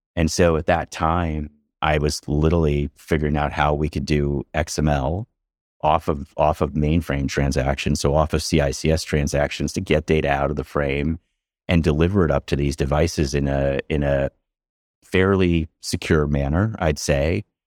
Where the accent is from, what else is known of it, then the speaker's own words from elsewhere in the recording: outside of Philadelphia, Pennsylvania, United States; growing up outside of Philadelphia, kind of the middle of nowhere, farm country